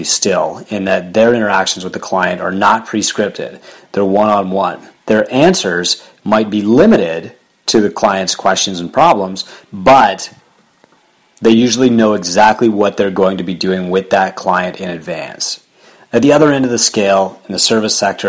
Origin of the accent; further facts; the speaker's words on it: Canada; I'm Canadian